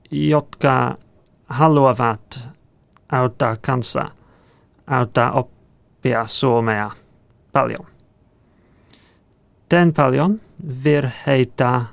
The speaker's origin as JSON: {"language": "Finnish", "region": "England", "country": "United Kingdom", "second_language": "Finnish", "moved": "yes", "lives_now": "Helsinki, Finland", "said": "olen ohjel, ohjelmistoinsinööri Lidfiderssä Helsingissä. Muutin Suomen Englannista viime kesäkuussa."}